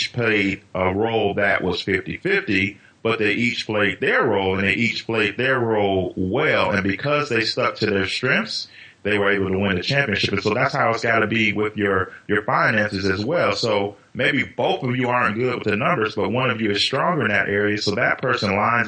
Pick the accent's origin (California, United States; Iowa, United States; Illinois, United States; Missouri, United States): Illinois, United States; Chicago; growing up in Chicago in the mid-90s